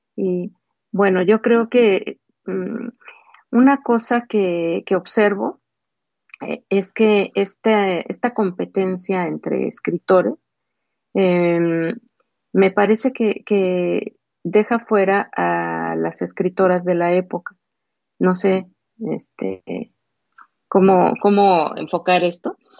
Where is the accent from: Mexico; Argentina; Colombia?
Mexico; como mexicana